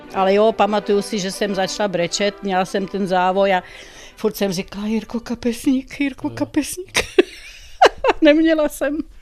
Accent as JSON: {"language": "Czech", "town": "Brandýs nad Orlicí", "region": "Pardubice Region", "country": "Czechia", "said": "dojížděla jsem z Brandejsa do Ústí na Gimpl a z Brandejsa do Litomyšle na Pajdák"}